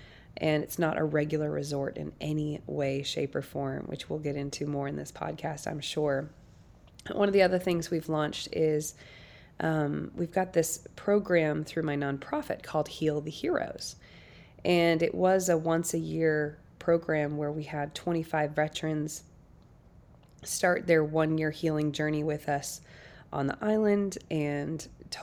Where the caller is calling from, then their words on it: Nashville, Tennessee, United States; I'm calling in from Nashville, Tennessee today.